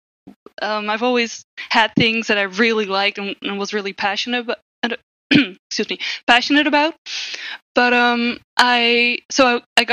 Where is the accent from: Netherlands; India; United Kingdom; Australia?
Netherlands; I'm from the Netherlands, which is in Europe